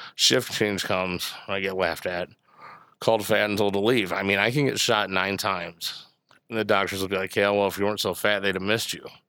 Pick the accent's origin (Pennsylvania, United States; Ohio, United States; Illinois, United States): Illinois, United States; Bourbonnais; I grew up in Bourbonnais